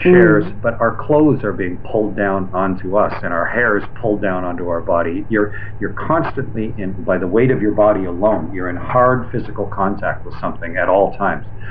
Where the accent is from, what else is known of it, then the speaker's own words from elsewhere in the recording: Canada; I'm a Canadian